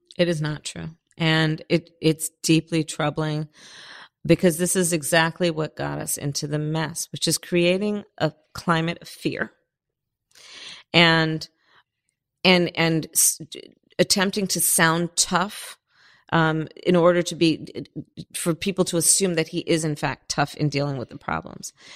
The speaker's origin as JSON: {"language": "English", "town": "Berkeley", "region": "California", "country": "United States", "tie": "born or raised there", "also_born_or_lived": "Oakland", "said": "I was born in Oakland and I grew up in Berkeley in the flatlands on the other side of the tracks"}